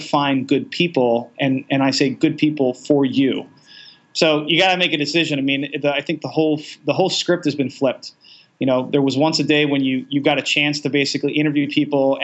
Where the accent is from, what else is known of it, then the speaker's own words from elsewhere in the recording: Baltimore, Maryland, United States; I'm a city boy. I grew up in Baltimore most of my life.